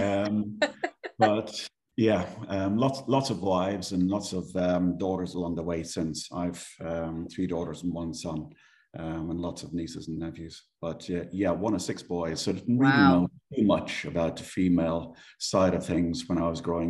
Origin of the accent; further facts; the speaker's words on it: Ireland; accent: Irish; moved away as an adult; also born or lived in Dublin / Isle of Man / Jersey; now in Gibraltar; as you might tell from my accent, I am Irish. Grew up in Ireland, went to school in Dublin